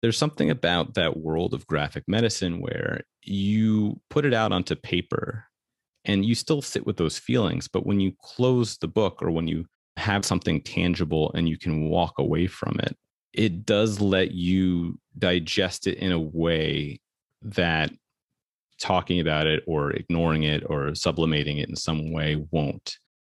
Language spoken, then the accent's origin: English; New York City, New York, United States; I grew up in New York City